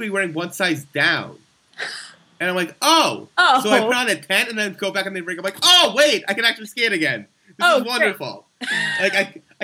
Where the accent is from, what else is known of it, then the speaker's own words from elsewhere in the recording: New York, United States; growing up in New York